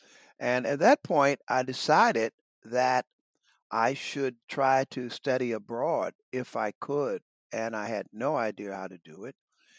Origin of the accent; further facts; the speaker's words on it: United States; moved away as an adult; also born or lived in Baltimore, Maryland / Washington, D.C. / Virginia; now in Philadelphia, United States; I'm the son of a minister. And my father was a Methodist minister in Baltimore and Washington. And I had the opportunity of kind of growing up, you know, surrounded by very good people or people who wanted to be very good.